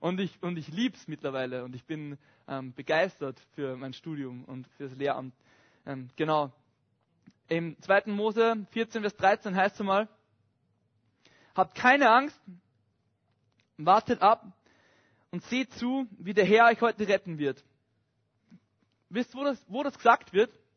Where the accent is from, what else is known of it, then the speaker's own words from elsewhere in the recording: Upper Austria, Austria; moved away; ich komme ursprünglich aus Oberösterreich. Und ich bin so ein richtiges Landkind.